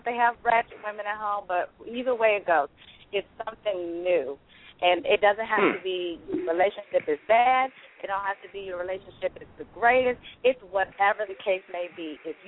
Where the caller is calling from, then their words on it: Newport News, Virginia, United States; I'm calling from Newport News, Virginia.